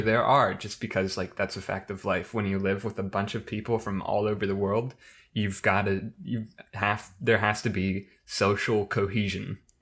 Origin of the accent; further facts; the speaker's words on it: Midwest, United States; as a Midwesterner